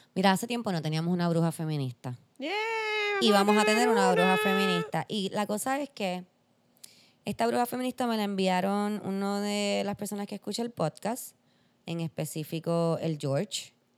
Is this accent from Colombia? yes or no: no; Puerto Rico; soy puertorriqueña